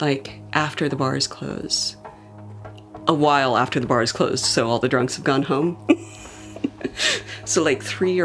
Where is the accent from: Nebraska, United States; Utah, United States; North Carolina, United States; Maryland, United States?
Utah, United States; Provo; I grew up in Provo, Utah, in kind of the center of Mormon land